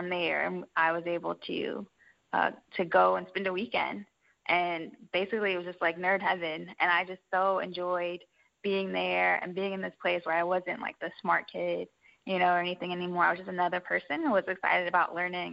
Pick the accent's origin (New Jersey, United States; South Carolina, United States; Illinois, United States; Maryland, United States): Maryland, United States; I grew up in Maryland, right outside of D.C.